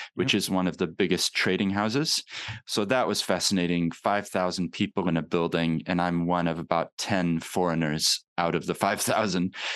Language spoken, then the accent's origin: English; Papakaio, Otago, New Zealand; now in Christchurch, New Zealand; I've kept my accent, but I actually grew up in New Zealand